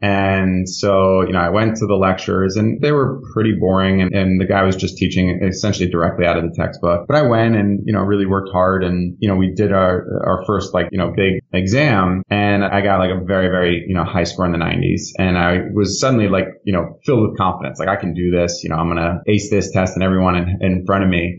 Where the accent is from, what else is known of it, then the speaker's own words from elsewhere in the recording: Connecticut, United States; also born or lived in New York; I was born in New York. I was raised in Connecticut and born and bred in the Northeast